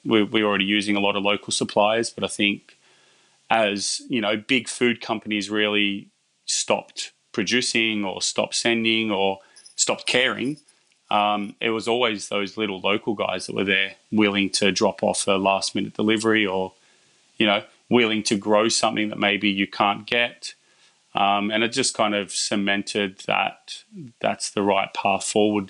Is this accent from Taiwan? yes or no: no; Bathurst, New South Wales, Australia; I'm from Bathurst